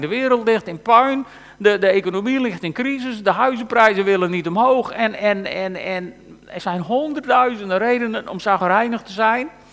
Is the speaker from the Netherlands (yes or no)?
yes; Frisians, Friesland, Netherlands; wij als Friesen